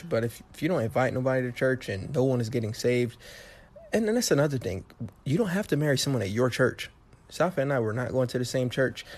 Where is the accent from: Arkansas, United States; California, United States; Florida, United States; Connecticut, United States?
Florida, United States; Miami; I was born and raised in Miami